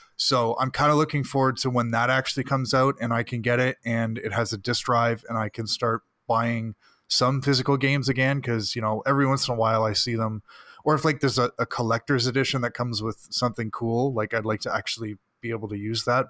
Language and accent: English; Burlington, Ontario, Canada; my hometown of Burlington